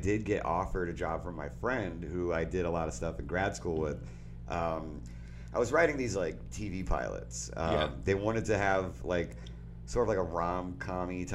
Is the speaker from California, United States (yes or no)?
no; Florida, United States; I'm from Florida